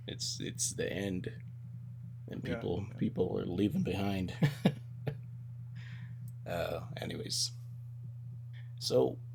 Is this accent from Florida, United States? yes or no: no; California, United States; my hometown in California